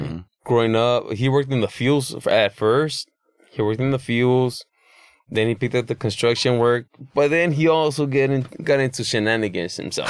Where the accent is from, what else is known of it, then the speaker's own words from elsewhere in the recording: Los Angeles, California, United States; born and raised in East LA.